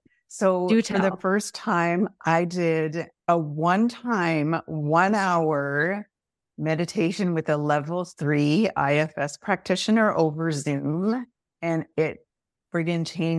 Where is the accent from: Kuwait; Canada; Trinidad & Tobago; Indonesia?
Canada; because I'm Canadian and I'm in Toronto now.